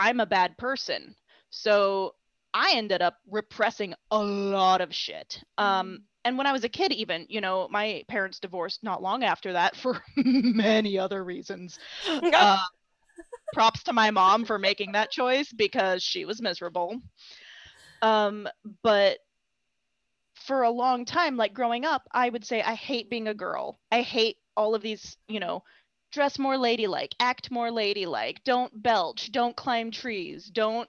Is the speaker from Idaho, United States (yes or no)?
yes; Idaho, United States; I grew up in Idaho in a very small town